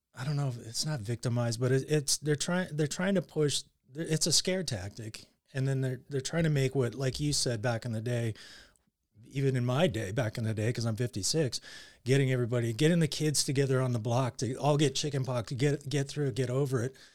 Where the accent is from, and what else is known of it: Surrey, British Columbia, Canada; born or raised there; also born or lived in New Westminster, Canada; now in United States